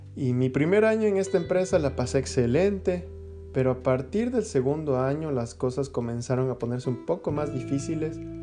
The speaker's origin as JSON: {"language": "Spanish", "town": "Quito", "region": "Pichincha", "country": "Ecuador", "tie": "born or raised there", "moved": "as an adult", "said": "soy ecuatoriano, eh, nací en Quito, en la capital"}